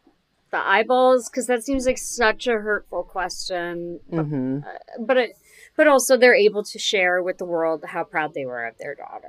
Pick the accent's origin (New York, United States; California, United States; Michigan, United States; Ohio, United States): Ohio, United States; I'm from Ohio